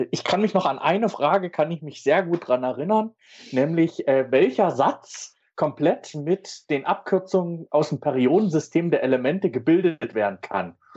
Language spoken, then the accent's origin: German; East Germany, Germany; Als Ossi war man ja sowieso beeindruckt, was alles rübergeschwappt ist.